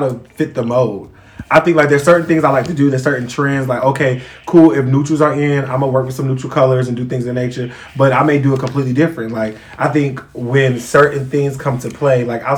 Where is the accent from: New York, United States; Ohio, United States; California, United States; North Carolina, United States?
North Carolina, United States; Charlotte; I'm from the South, like, I could switch it up